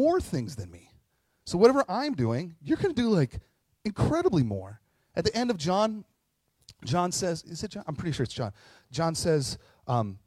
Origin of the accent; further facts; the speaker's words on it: Carlton, Minnesota, United States; I grew up in Heaven on Earth called Carleton, and class of 99, you're welcome. And Carleton lives right next to the Fond du Lac tribal reservation.